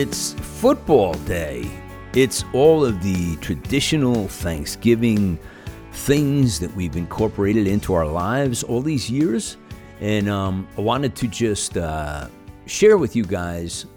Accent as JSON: {"language": "English", "country": "United States", "said": "I'm an American"}